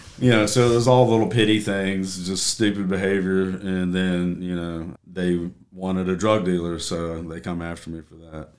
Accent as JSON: {"language": "English", "region": "Tennessee", "country": "United States", "tie": "born or raised there", "moved": "yes", "said": "born and raised in Tennessee"}